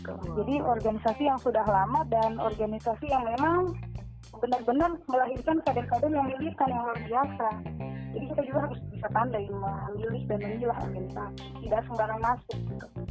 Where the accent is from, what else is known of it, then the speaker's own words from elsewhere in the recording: Lambunu, Central Sulawesi, Indonesia; now in Sigi, Indonesia; saya dari Pantai Timur, di Mutong, di Desa Lambunu